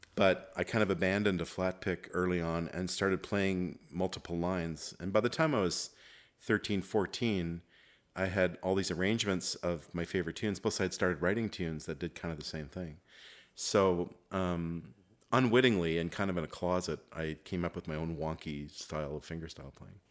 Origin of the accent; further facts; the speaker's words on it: Montreal, Quebec, Canada; growing up in Montreal